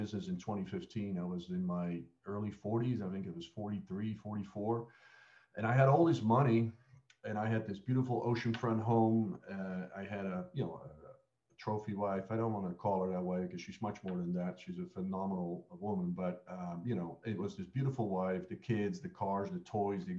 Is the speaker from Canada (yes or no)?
no; a town just outside Amsterdam, North Holland, Netherlands; moved away as an adult; also born or lived in Australia / United States; I grew up in Holland